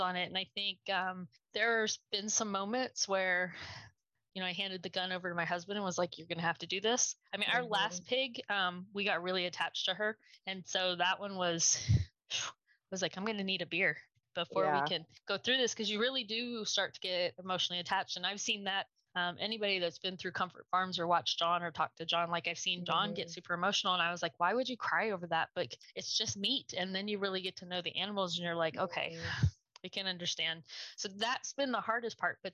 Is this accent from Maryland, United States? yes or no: yes; Maryland, United States; also born or lived in Georgia; now in Texas, United States; I grew up in Maryland